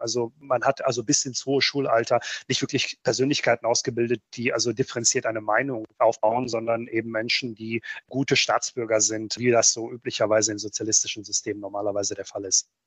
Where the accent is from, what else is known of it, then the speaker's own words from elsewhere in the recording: North Rhine-Westphalia, Germany; German is a second language; also born or lived in Bosnia and Herzegovina; ich bin ja als Achtjähriger nach Deutschland gekommen